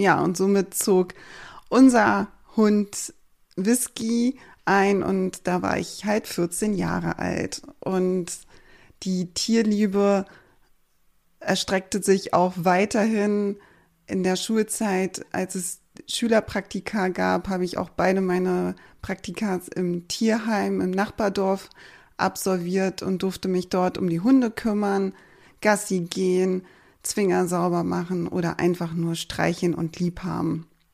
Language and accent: German; Berlin, Germany; moved away as an adult; now in Schleswig-Holstein, Germany; ich komme ursprünglich aus Berlin, wurde dort geboren